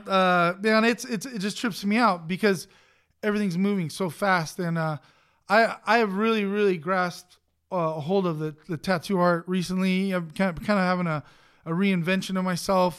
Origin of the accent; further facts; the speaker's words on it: Los Angeles, California, United States; I grew up in East L